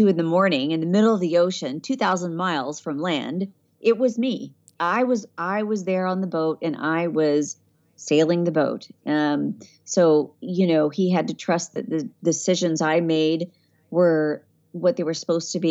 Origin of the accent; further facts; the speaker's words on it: San Diego, California, United States; You know, I don't know, because I grew up in San Diego.